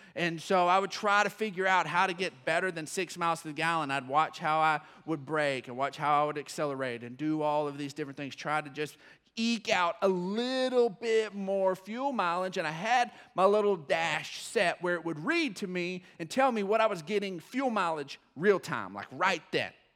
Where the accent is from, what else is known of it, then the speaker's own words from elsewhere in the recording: West Texas, United States; I was born in West Texas